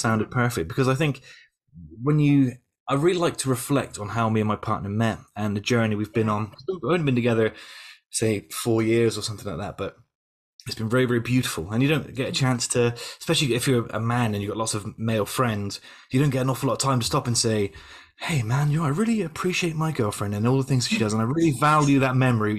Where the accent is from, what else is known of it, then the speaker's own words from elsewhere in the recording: Yeovil, South West England, United Kingdom; I came back to Yeovil, my hometown